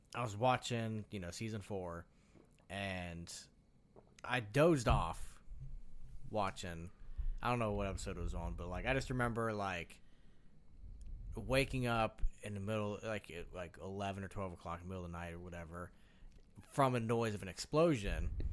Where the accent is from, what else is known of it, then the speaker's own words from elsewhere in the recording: Midwest, United States; We're from the Midwest